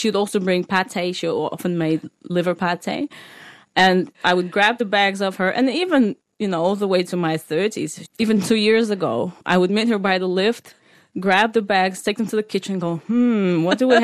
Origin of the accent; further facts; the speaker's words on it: Moscow, Russia; moved away as an adult; now in Australia; I grew up in Moscow, you know, with my mom